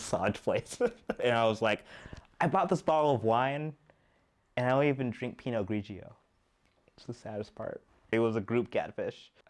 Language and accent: English; Texas, United States; moved away; also born or lived in Washington, D.C. / China; I'm originally from Texas by way of Washington, D.C.